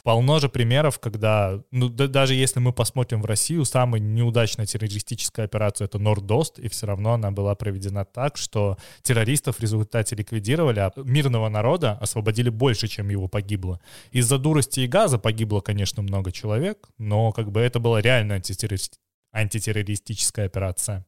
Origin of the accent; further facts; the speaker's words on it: Belarus; я как типичный белорус